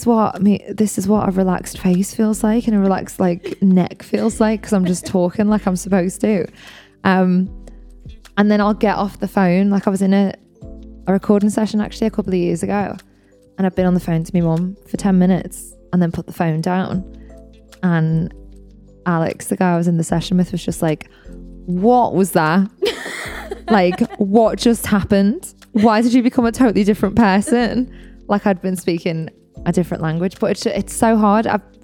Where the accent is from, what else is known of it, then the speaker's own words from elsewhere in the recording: North West England, United Kingdom; accent: Scouse; Because I've had my scouse topped up because I was there yesterday. I have to go every now and again and top my accent up.